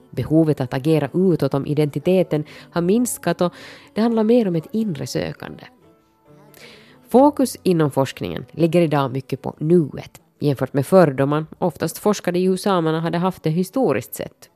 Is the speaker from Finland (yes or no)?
yes; Finland; vårt finlandssvenska dito